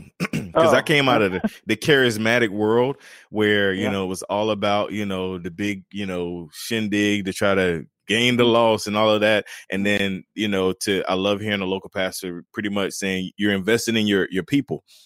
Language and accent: English; North Carolina, United States; moved away as an adult; now in South Carolina, United States; I'm originally from North Carolina. I've been in South Carolina for the last 10 years.